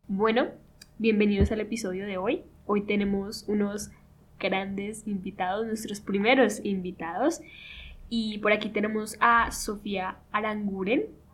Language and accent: Spanish; Colombia; aquí todos somos colombianos